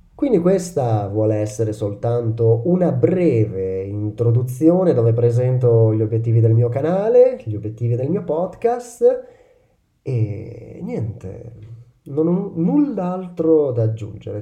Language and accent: Italian; Modena, Emilia-Romagna, Italy; io sono di Modena, Modena è la mia città, la città dove sono nato, cresciuto e dove vivo tuttora